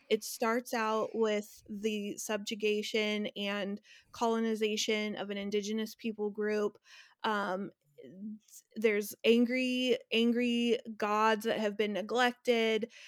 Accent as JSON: {"language": "English", "region": "Northern California", "country": "United States", "said": "I'm from Northern California"}